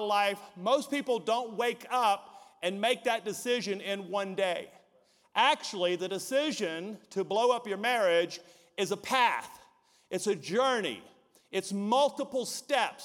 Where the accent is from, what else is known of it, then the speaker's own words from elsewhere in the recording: Deep South, United States; we're from the Deep South where, you know, we went to high school, went to college, got married.